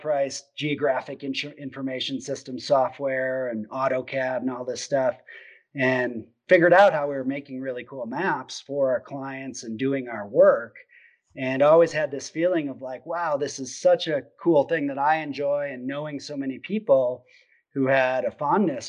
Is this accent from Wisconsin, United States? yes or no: yes; Wisconsin, United States; I grew up in Wisconsin, and grew up hunting Southwest Wisconsin, Richland County, where my dad grew up